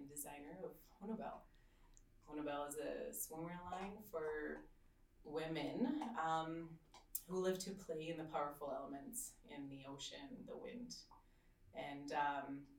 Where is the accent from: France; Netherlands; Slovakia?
Slovakia; now in Canada; I grew up in Slovakia